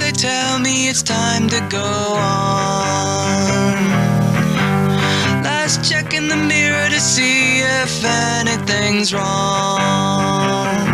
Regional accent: A Coruña, Galicia, Spain; Bueno, yo no sé si sabíais que soy de Coruña y bueno, pues por ende muy deportivista desde pequeño.

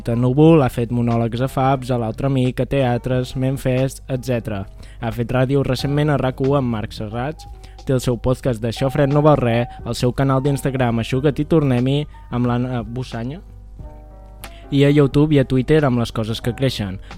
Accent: Vic, Catalonia, Spain; Jo sóc de ciutat, perquè sóc de Vic, això és important, eh?

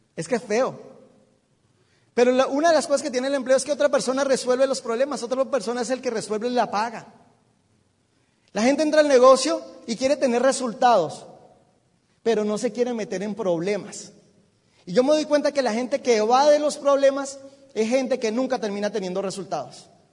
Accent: Bogotá, Colombia; yo soy de Bogotá, no hay mar

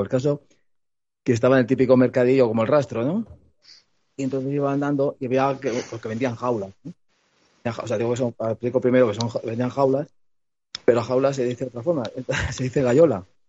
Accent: Madrid, Community of Madrid, Spain; soy de Madrid, que he nacido

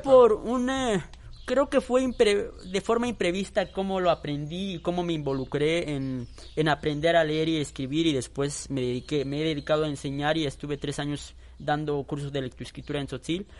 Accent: Chiquinibalbo, Chiapas, Mexico; first language Tzotzil; Spanish is a second language; la comunidad donde yo soy originario, que es Chiquini

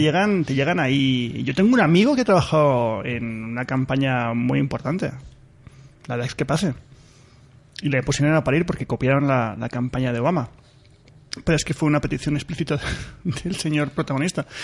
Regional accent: Spain; yo soy español, estoy encantado de serlo

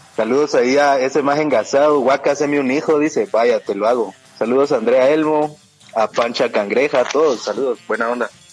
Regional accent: Guatemala; Yo soy Huaca de Guate

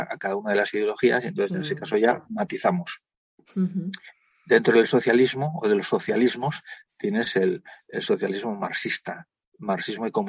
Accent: Spain; somos europeos y somos españoles.

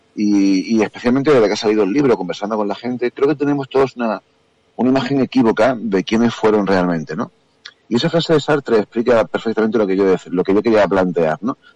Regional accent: Andalusia, Spain; yo soy andaluz

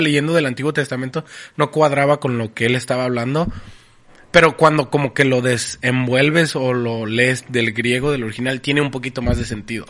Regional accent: Tijuana, Baja California, Mexico; en, Tijuana decimos palabras que ni siquiera existen.

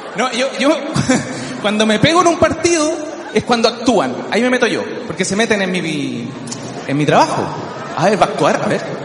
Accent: Chile; yo soy terrible chileno, pero terrible chileno.

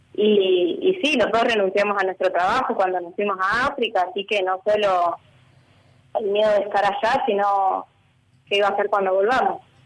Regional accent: Viedma, Río Negro, Argentina; also born or lived in Peru; yo soy de Viedma, de Río Negro

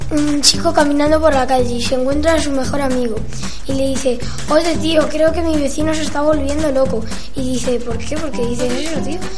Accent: Herencia, Castilla-La Mancha, Spain; Sí, porque es mi pueblo, es un placer estar con los míos.

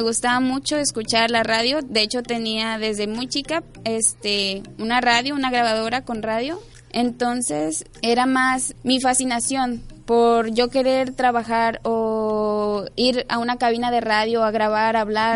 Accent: Tepic, Nayarit, Mexico; yo nací aquí en Tepic Nayarit y mi infancia la pasé, digamos que los primeros seis años de mi vida las pasé viviendo en diferentes colonias hasta que llegué a la colonia Morelos

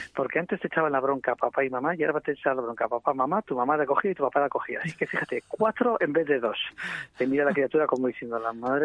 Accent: Bilbao, Basque Country, Spain; moved away as an adult; now in Gipuzkoa, Spain; yo soy de origen de Bilbao, pero llevo viviendo casi 23 años en Guipúzcoa

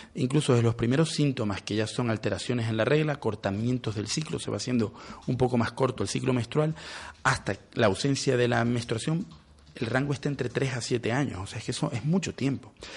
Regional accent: Venezuela; now in Spain; soy venezolano

